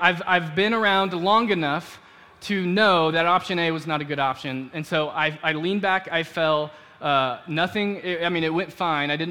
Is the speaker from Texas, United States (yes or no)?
yes; Dallas, Texas, United States; moved away as an adult; I grew up in Dallas